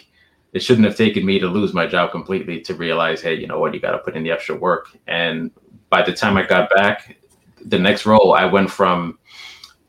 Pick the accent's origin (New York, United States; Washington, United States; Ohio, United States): New York, United States; I'm from New York